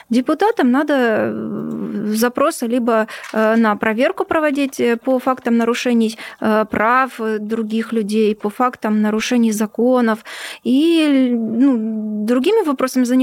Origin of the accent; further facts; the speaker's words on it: Ukraine; born there; у меня в свидетельстве о рождении написано Украина. Поэтому ни для кого не секрет, э, что я родилась на ну, Украине.